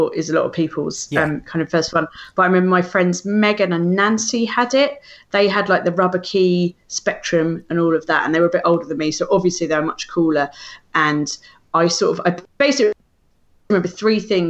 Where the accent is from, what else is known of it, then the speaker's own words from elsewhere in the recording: London, United Kingdom; we're from South London